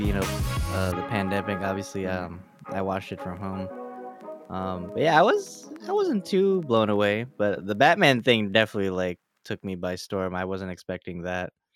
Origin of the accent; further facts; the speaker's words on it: Philadelphia, Pennsylvania, United States; our home city